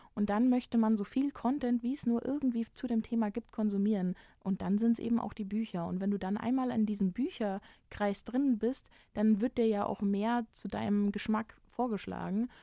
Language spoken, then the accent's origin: German; Germany; als Deutscher